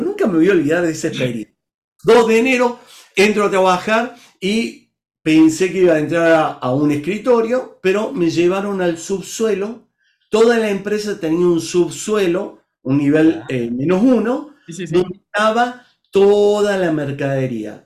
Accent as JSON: {"language": "Spanish", "country": "Argentina", "moved": "as an adult", "lives_now": "Brazil", "said": "soy argentino viviendo en Brasil hace ya casi 10 años"}